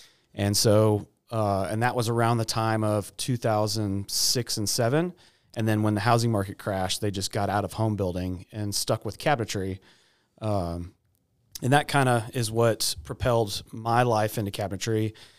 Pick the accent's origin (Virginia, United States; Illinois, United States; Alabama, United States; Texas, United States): Texas, United States; Austin; born there; So my family's from Houston. Shout out Gabby. I was born in Austin, and so that's where we were living when he came here.